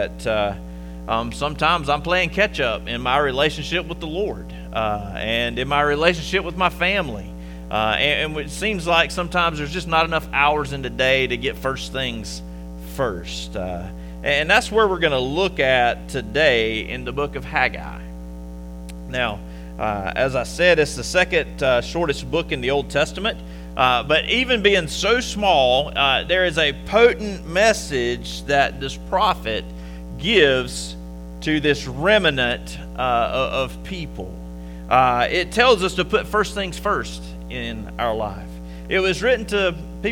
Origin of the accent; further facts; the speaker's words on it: Conway, South Carolina, United States; moved away as an adult; now in Upstate South Carolina, United States; I am originally from Conway, South Carolina